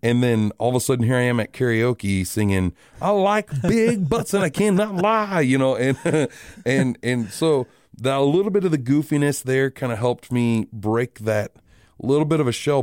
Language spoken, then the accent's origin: English; Rapid City, South Dakota, United States; I am born and raised in Rapid City.